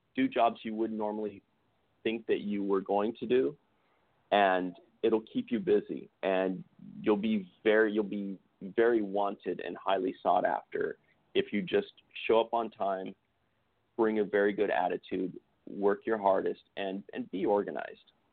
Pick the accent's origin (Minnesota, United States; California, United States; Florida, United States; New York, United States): California, United States; San Jose; moved away as an adult; now in Los Angeles, United States; I was from San Jose and I'd played in some some bands